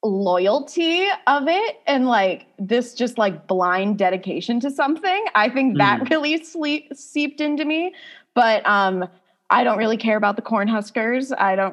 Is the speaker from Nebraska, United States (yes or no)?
yes; Omaha, Nebraska, United States; moved away as an adult; now in Fayetteville, United States; I was born and raised in Omaha, Nebraska. And then I went to undergrad at a really small liberal arts school in rural Nebraska. And then I came straight to grad school in Arkansas.